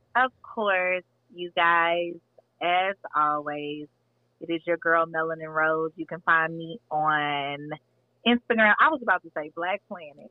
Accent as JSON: {"language": "English", "region": "Texas", "country": "United States", "said": "I'm from Texas, so we like Tex Mex Tex-Mex here"}